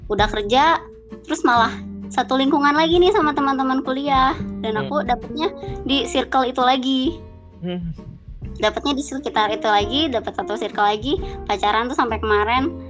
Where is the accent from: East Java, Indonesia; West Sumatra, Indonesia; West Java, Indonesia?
West Java, Indonesia; Bandung; dari Bandung.